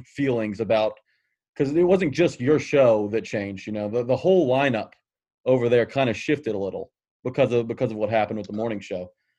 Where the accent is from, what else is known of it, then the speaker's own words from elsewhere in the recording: Nashville, Tennessee, United States; I grew up in Nashville